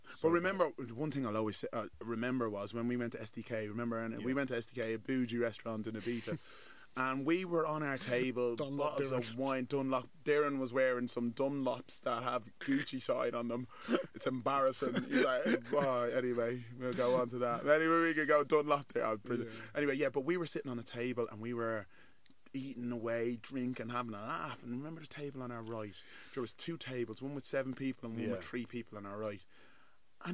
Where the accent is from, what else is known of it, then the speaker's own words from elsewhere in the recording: Nigeria; Like you're Turkish, I'm Nigerian, I'm black.